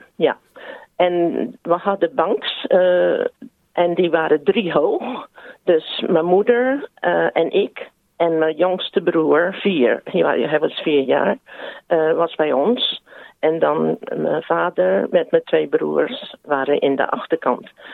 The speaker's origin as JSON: {"language": "Dutch", "region": "South Australia", "country": "Australia", "tie": "born or raised there", "also_born_or_lived": "Netherlands", "said": "we hebben al die tijd in Zuid-Australië gewoond"}